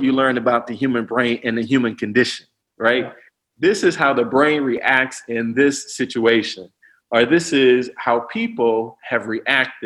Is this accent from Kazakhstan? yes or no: no; East St. Louis, Illinois, United States; I'm from East St. Louis, you know, one of the most challenging places to grow up in America